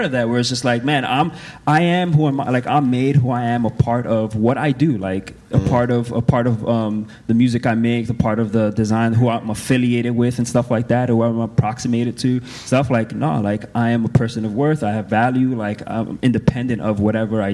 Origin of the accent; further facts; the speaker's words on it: New York City, New York, United States; moved away as an adult; I'm originally from New York City, and I've been away from home for, like, 6 years